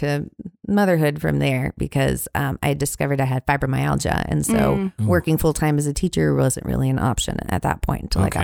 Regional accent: Eugene, Oregon, United States; I grew up in Eugene, Oregon, in a house out in the country about 3 miles from town.

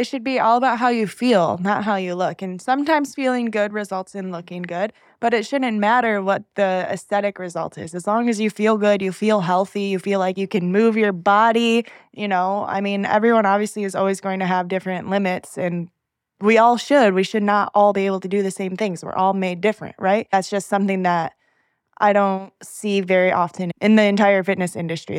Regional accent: Salamanca, New York, United States; moved away as an adult; also born or lived in Buffalo, New York; now in Raleigh, United States; this small Native American reservation called Salamanca

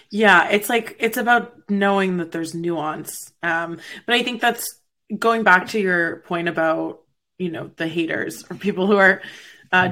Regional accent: Canada; I'm Canadian, so PBR is like water to us

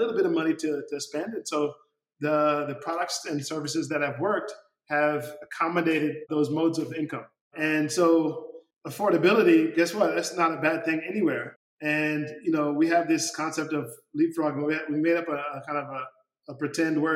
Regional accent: United States; moved away as an adult; now in Senegal; I grew up in the United States

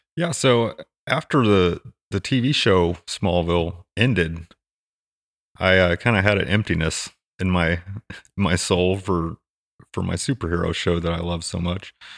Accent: Hutchinson, Kansas, United States; also born or lived in Fort Campbell, Kentucky; I grew up in Kansas, in the middle of Kansas, in this somewhat small community

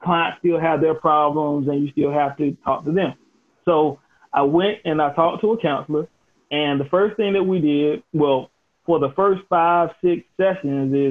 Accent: Elizabeth City, North Carolina, United States; started my own firm in my hometown of Elizabeth City, North Carolina

